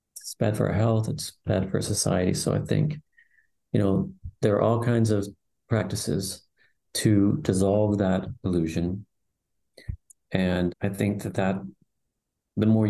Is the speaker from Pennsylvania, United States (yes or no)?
yes; Pennsylvania, United States; now in San Francisco, United States; I'm from Pennsylvania, East Coast. I'm now living in right on Ocean Beach in San Francisco.